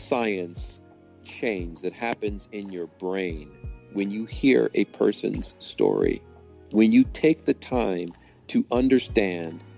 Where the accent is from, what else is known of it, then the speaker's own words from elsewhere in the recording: Cleveland, Ohio, United States; my story of growing up in Cleveland, Ohio